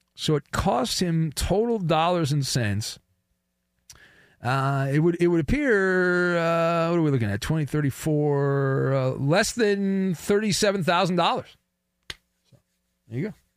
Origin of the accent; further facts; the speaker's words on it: Orange County, California, United States; I grew up in Orange County